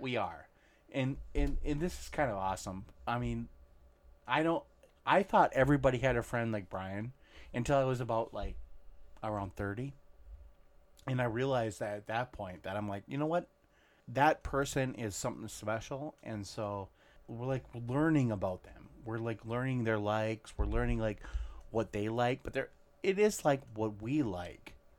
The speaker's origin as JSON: {"language": "English", "town": "Monticello", "region": "Minnesota", "country": "United States", "tie": "born or raised there", "said": "we grew up in Monticello, Minnesota. I, I moved there when I was in third, actually in second grade."}